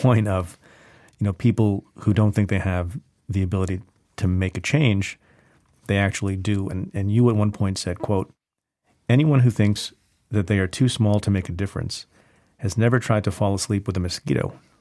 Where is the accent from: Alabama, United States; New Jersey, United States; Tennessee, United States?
New Jersey, United States; I grew up in New Jersey